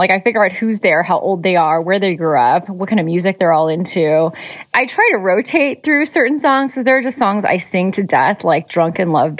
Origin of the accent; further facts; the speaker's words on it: Los Angeles, California, United States; I used to go to a place in Torrance, which is near where I grew up in Los Angeles in the South Bay part of LA.